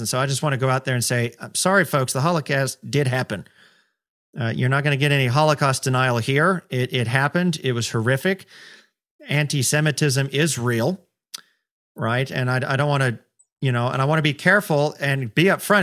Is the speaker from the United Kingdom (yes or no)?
no; United States; especially as American